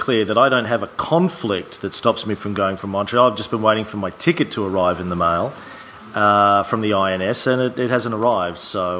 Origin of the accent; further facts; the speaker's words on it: Brisbane, Queensland, Australia; I'm from Brisbane, Australia.